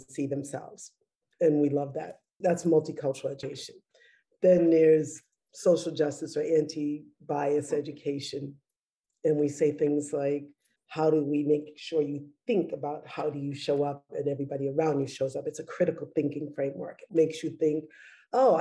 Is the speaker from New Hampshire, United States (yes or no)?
no; Boston, Massachusetts, United States; I'm a Bostonian